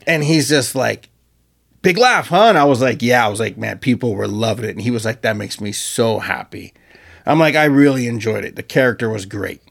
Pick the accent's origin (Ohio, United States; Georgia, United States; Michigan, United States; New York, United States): Georgia, United States; Marietta